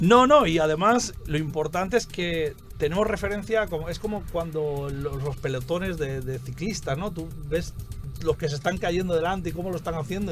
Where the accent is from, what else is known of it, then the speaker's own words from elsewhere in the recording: Spain; moved away as an adult; now in Santo Domingo Este, Dominican Republic; yo soy de España, pero llevo aquí ya 10 años.